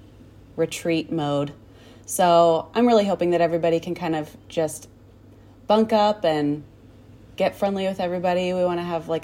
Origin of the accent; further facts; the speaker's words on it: Oklahoma, United States; I'm from Oklahoma